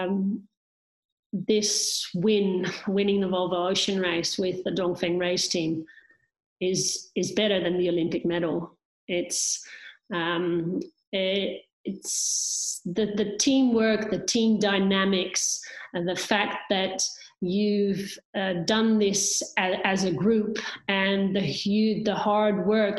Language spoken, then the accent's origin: English; Netherlands; I'm finishing in my hometown where I could see my apartment from the finish line, being Dutch